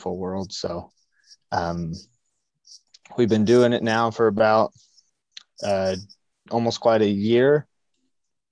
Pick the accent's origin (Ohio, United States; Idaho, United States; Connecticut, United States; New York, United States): Idaho, United States; Southeast; I'm born and raised in Southeast Idaho